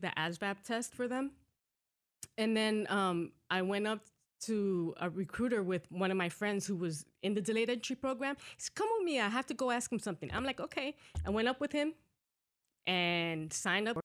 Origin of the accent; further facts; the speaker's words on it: New York City, New York, United States; moved away; also born or lived in Decatur; I was born in New York, so I'm like what you would call a New Yorkian